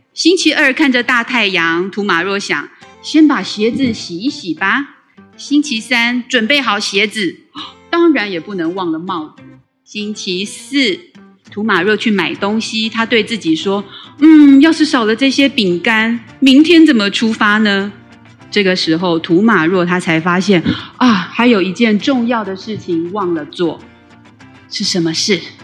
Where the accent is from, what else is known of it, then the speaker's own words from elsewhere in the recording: Taiwan; first language Taiwanese Hokkien; Chinese is a second language; 小时候是讲台语，但是就是跟很多人一样，一上学之后就失去了，嗯，说台语的环境